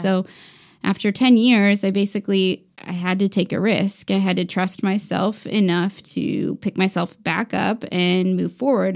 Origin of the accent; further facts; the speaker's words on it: Indianapolis, Indiana, United States; moved away; also born or lived in Aurora, Colorado; I was born in Colorado, Aurora, Colorado